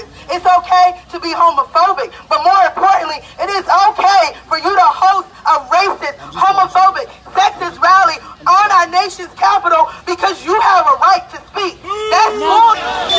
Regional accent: Greensboro, North Carolina, United States; I'm from Greensboro, North Carolina. My mom is from Montgomery, Alabama.

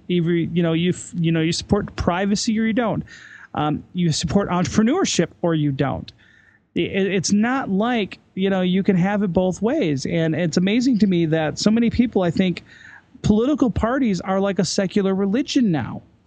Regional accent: United States; also born or lived in Salt Lake City, Utah / Ireland; now in Denver, United States; as an American living in Europe

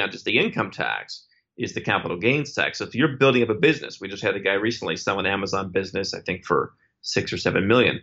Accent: United States; as an American

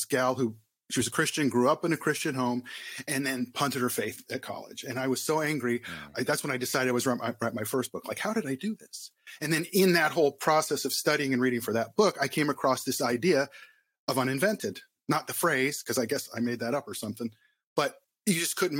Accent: Southern California, United States; moved away as an adult; also born or lived in Arizona / Philadelphia; I was born and raised in Southern California

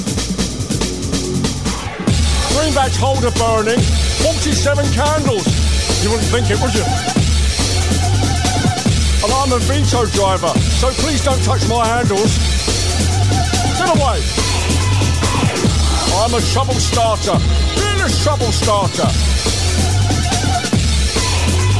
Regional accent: London, United Kingdom; I'm from London. Born and bred

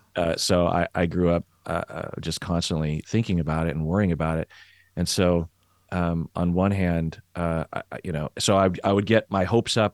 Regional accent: Seattle, Washington, United States; I'm from Seattle

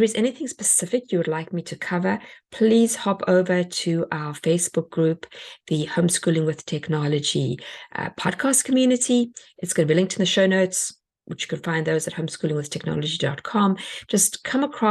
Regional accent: South Africa; now in United States; I come from South Africa

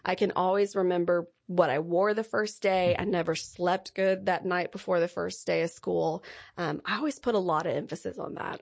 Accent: Lindale, Texas, United States; I'm from Lindale, Texas

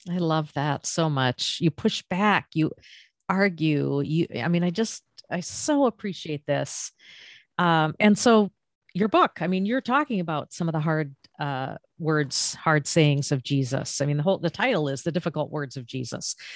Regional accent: Maine, United States; now in Florida, United States; I'm originally from Maine and, uh, now living in Florida

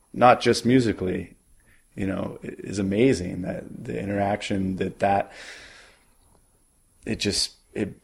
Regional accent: Maine, United States; now in Brooklyn, United States; I'm from Maine

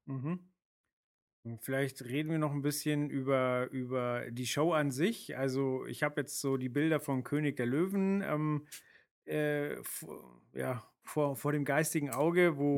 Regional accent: Hamburg, Germany; als Hamburger

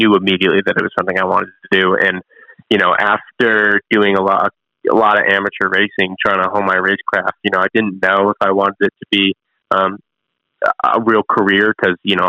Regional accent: Chicago, Illinois, United States; moved away; I'm from Chicagoland area originally

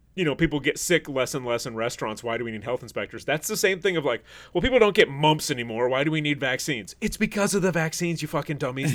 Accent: Traverse City, Michigan, United States; moved away; Traverse City, where I'm from, the population is a little under sixteen thousand.

